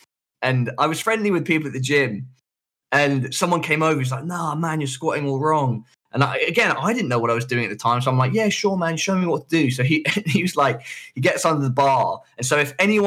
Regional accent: London, United Kingdom; The hospital near where I live when I'm in London, where I grew up, which is Charing Cross

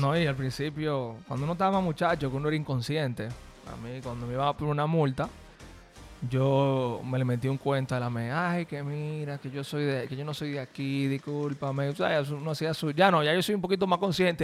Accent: Dominican Republic; un dominicano averaje, un, un, una persona como tú y como, bueno, como yo

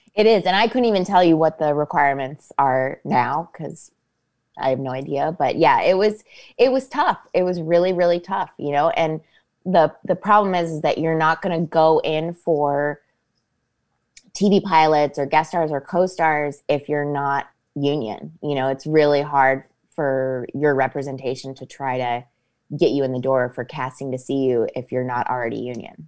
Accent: Copley, Ohio, United States; moved away as an adult; also born or lived in New York / Los Angeles; I went to Revere High School. I went to Saint Hilary's

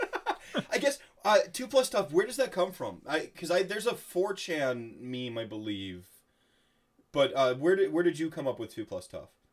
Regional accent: Wisconsin, United States; growing up in Wisconsin

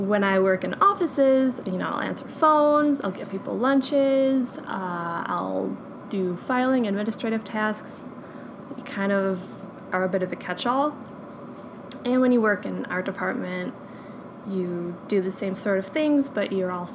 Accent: Detroit, Michigan, United States; moved away as an adult; now in Atlanta, United States; moving back to my hometown of Detroit

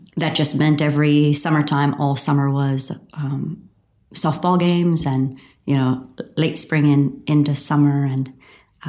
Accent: outside of Pittsburgh, Pennsylvania, United States; I grew up outside of Pittsburgh, Pennsylvania, in the U.S., and in a small town

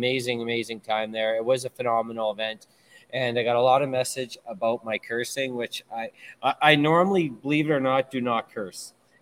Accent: Thunder Bay, Ontario, Canada; I am from Thunder Bay, and I curse.

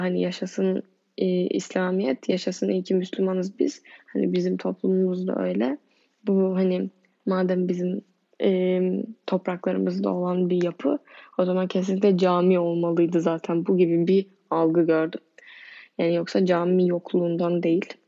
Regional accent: Turkey

